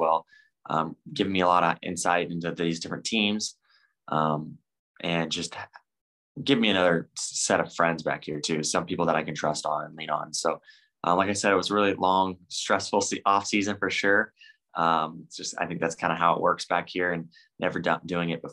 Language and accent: English; Bakersfield, California, United States; Bakersfield, my hometown